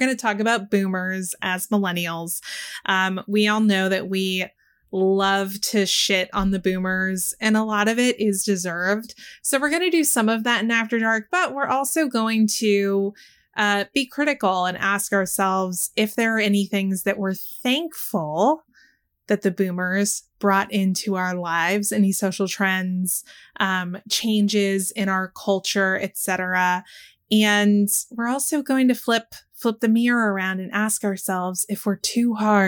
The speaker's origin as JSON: {"language": "English", "region": "Texas", "country": "United States", "tie": "born or raised there", "said": "this was big when I was a kid growing up in Texas"}